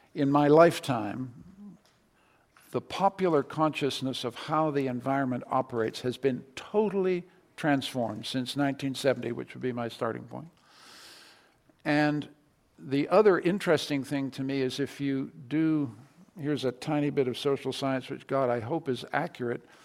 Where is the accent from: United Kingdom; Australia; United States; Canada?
Canada; as a Canadian